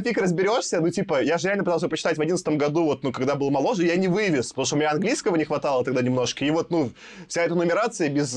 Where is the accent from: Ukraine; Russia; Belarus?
Belarus; как белорус